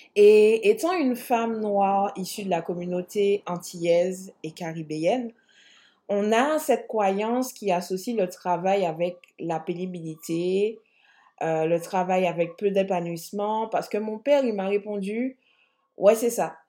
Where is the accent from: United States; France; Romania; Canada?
France; Martinique; je suis martiniquaise